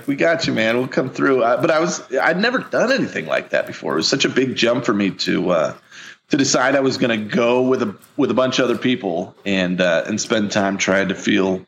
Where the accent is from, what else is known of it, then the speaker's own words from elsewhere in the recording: Missouri, United States; I'm from Missouri. I'm a big bearded giant from the Midwest